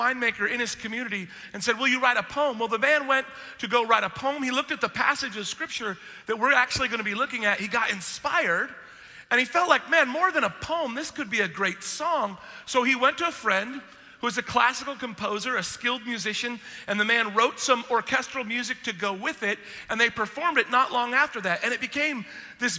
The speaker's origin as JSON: {"language": "English", "region": "Pacific Northwest", "country": "United States", "tie": "born or raised there", "said": "I grew up in the Pacific Northwest on a little island where there's very little ambient light"}